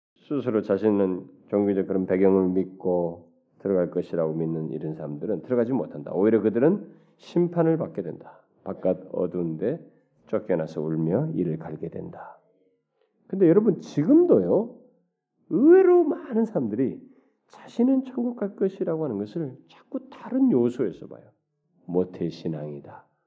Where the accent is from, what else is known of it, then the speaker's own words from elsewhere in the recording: South Korea; 우리 한국 사람들은